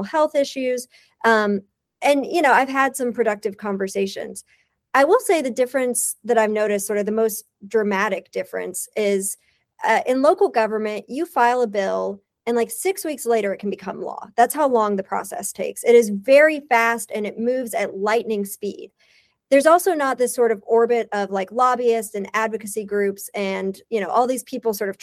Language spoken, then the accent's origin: English; Eastern Kentucky, United States; now in Louisville, United States; I grew up in Eastern Kentucky.